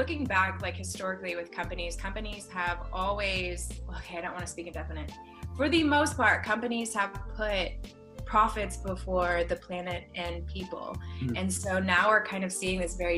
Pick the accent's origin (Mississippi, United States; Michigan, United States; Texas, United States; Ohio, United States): Mississippi, United States; I grew up in Mississippi, like the deep, like south of the United States